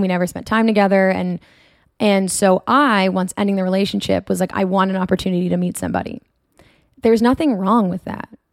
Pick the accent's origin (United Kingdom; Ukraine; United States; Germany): United States; Marblehead, Massachusetts; moved away as an adult; also born or lived in Portsmouth, New Hampshire / North Boston area; now in California, United States; I'm from Marblehead, Massachusetts. It is idyllic to say the least. It's beautiful.